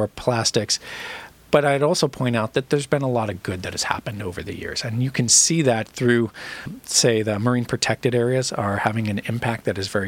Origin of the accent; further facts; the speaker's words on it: Orange County, California, United States; I grew up in Orange County.